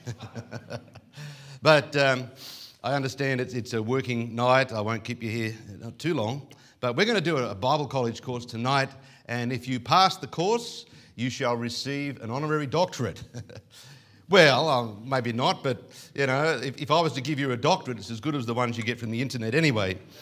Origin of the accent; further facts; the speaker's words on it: Coffs Harbour, New South Wales, Australia; I come from Coffs Harbour